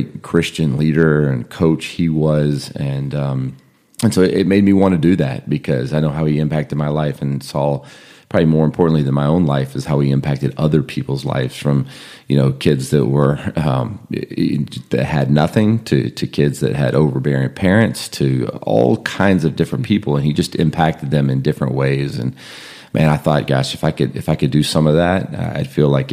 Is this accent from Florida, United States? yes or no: no; Burbank, California, United States; now in Atlanta, United States; I grew up in California, just outside Los Angeles in Burbank